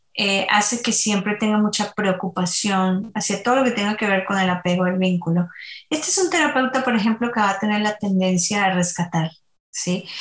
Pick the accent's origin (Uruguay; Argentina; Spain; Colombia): Colombia; Soy colombiana, así que en Colombia bailamos por todo